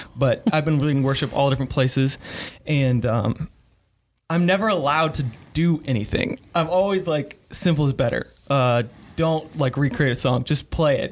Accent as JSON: {"language": "English", "region": "northern Kentucky", "country": "United States", "tie": "born or raised there", "moved": "as an adult", "lives_now": "Greenville, United States", "said": "I grew up in, uh, northern Kentucky"}